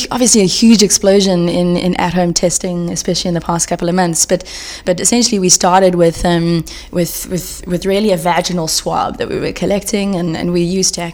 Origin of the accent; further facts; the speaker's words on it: South Africa; from South Africa.